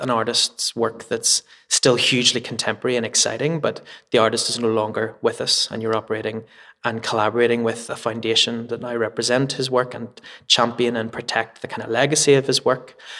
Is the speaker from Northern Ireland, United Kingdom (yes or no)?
yes; Belfast, Northern Ireland, United Kingdom; also born or lived in Edinburgh; now in Belfast, United Kingdom; I'm like born and bred in Belfast